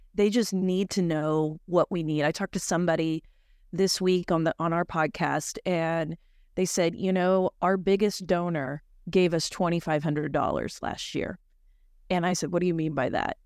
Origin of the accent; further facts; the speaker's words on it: Oklahoma, United States; I'm from Oklahoma